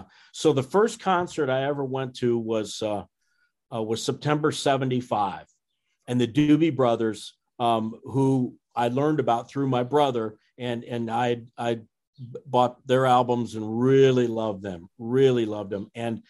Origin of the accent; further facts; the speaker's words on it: Fort Dodge, Iowa, United States; Well, I'm an Iowan, and I grew up in Iowa in a town called Fort Dodge in Northwest Iowa.